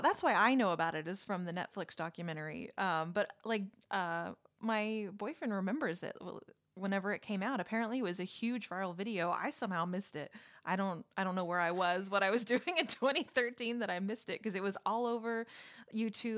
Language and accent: English; Texas, United States; I'm from Texas